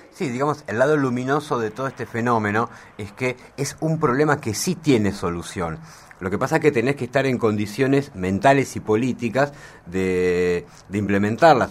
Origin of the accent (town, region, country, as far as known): Argentina